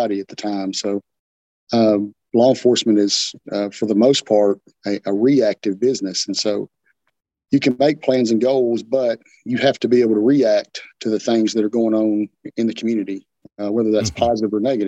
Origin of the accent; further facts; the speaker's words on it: Portland, Tennessee, United States; happy to be able to serve my hometown. You know, it's being able to police your hometown is a special thing